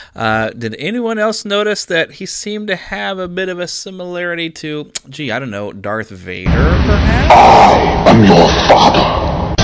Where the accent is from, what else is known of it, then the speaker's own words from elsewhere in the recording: Missouri, United States; my home state of Missouri